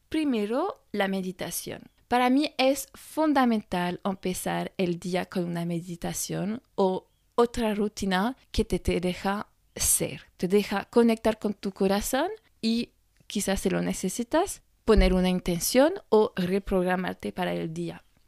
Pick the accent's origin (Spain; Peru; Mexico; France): France